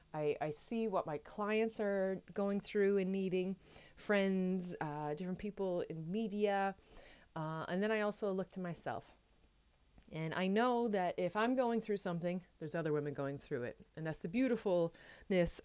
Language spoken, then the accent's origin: English; Newfoundland and Labrador, Canada; now in Netherlands; I am a Newfoundlander and Canadian coming to you from a city south of Amsterdam in the Netherlands.